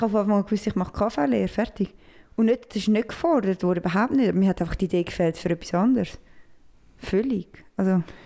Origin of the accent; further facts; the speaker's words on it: Switzerland; ich bin Schweizer, richtiger Schweizer.